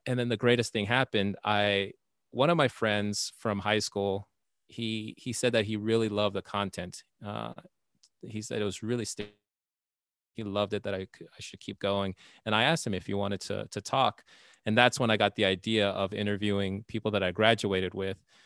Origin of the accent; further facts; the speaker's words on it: Texas, United States; also born or lived in Nevada; now in Indiana, United States; I grew up in Texas